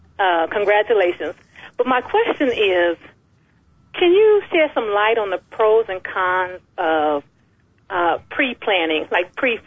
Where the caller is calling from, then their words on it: Atlanta, Georgia, United States; I'm calling from Atlanta.